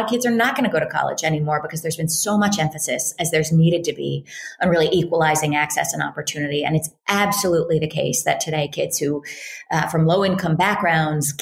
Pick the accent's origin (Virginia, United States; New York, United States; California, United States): California, United States; Berkeley; I grew up in Berkeley, California, in a sort of liberal Jewish family